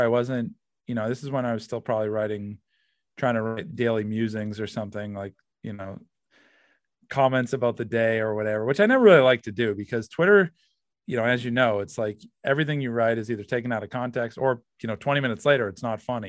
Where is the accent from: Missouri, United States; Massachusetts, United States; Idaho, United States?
Massachusetts, United States; I'm from Massachusetts